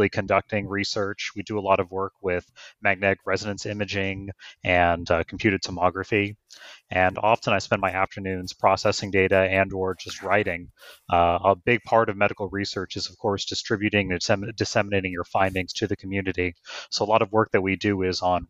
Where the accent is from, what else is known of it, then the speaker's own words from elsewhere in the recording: Houston, Texas, United States; moved away as an adult; also born or lived in Sugar Land, Texas / St. Louis, Missouri; I'm a native Texan. I was born and raised in Houston, Texas, and Sugar Land just outside